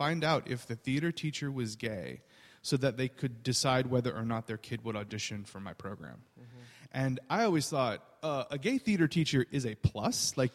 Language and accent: English; Louisiana, United States; moved away as an adult; now in Connecticut, United States; I grew up in Louisiana